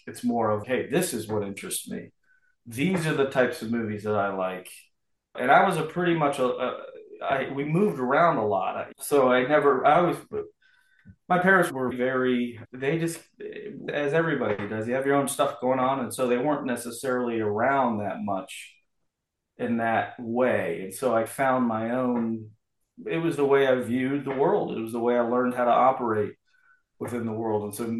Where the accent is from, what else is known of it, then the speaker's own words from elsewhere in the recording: Miami, Florida, United States; And so growing up in Miami, it was all … and … was a big, …, all that stuff.